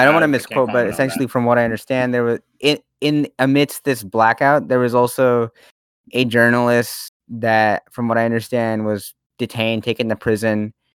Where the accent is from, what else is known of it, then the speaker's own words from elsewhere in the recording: United States; also born or lived in Washington State; not Indo-Canadian, not, you know, I'm Indian American.